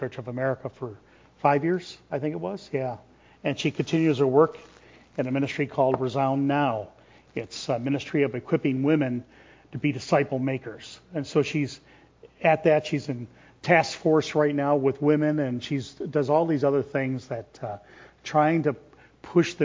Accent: rural Chicago area, Illinois, United States; moved away as an adult; also born or lived in Wisconsin; Grew up in kind of a rural Chicago area there before it was taken over by the city

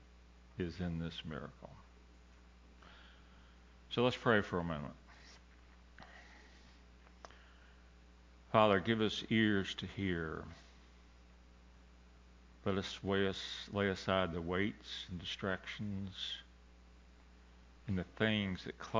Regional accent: Colorado River, Texas, United States; I grew up fishing on the Colorado River in the state of Texas

